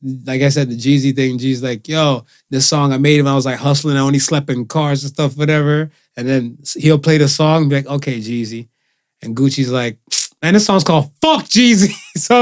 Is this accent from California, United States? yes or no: no; Cleveland, Ohio, United States; now in Toronto, Canada; us from Cleveland